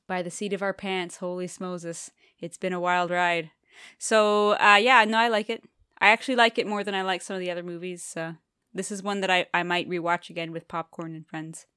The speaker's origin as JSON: {"language": "English", "country": "Canada", "said": "I'm from Canada, and you have to learn French in school"}